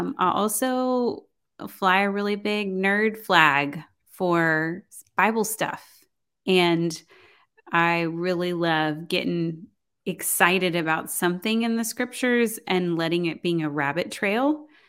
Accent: Houston, Texas, United States; also born or lived in College Station, Texas; I was gonna move from Houston to College Station

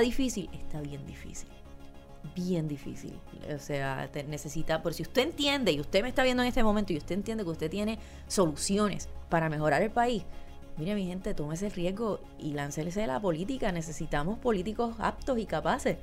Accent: Puerto Rico; moved away; todos nacimos aquí y nos criamos aquí.

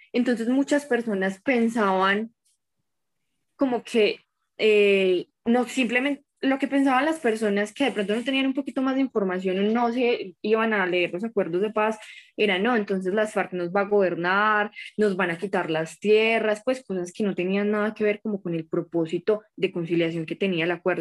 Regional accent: Colombia; also born or lived in Manizales, Caldas; soy colombiana

